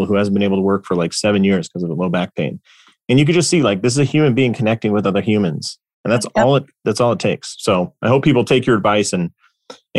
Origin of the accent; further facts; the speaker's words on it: Los Angeles, California, United States; my hometown of Los Angeles, California